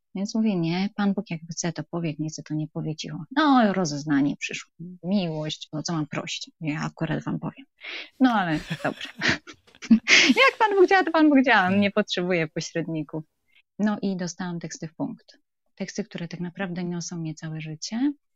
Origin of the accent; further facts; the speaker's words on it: Wrocław, Lower Silesian Voivodeship, Poland; jestem z Wrocławia